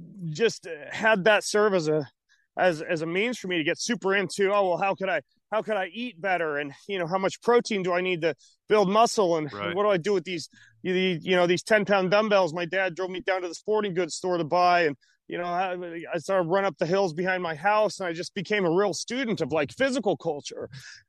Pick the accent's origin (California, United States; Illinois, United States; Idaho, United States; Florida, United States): Idaho, United States; North; also born or lived in Lewiston, Idaho / Moscow, Idaho; I was born in North Idaho and was born into a Christian family